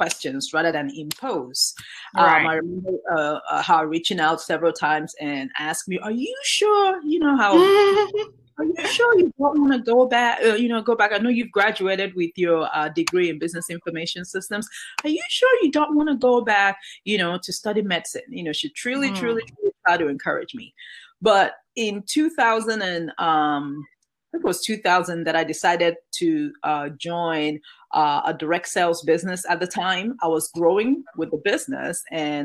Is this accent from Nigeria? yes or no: yes; Nigeria; moved away as an adult; now in United States; Growing up in Nigeria